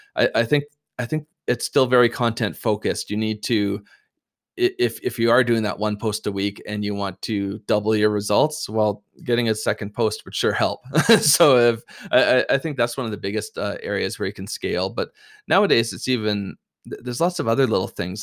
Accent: Canada; we're Canadian

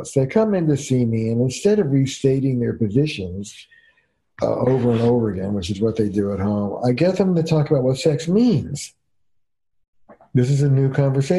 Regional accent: New Jersey, United States; I'm from Jersey

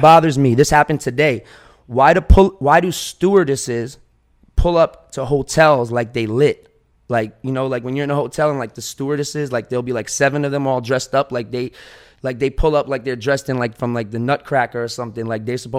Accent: New York City, New York, United States; now in Miami, United States; I'm a New Yorker

